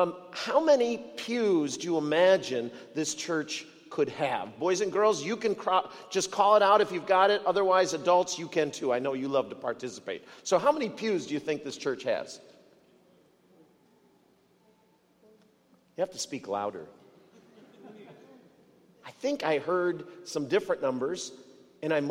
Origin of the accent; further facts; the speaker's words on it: outside of Detroit, Michigan, United States; I grew up outside of Detroit